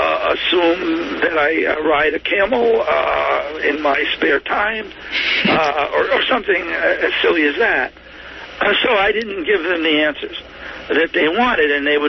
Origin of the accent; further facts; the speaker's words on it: Millville, Massachusetts, United States; also born or lived in Woonsocket, Rhode Island / Worcester, Massachusetts / Boston, Massachusetts / Syria (ancestry); being born in Woonsocket, Rhode Island, growing up in Millville, Massachusetts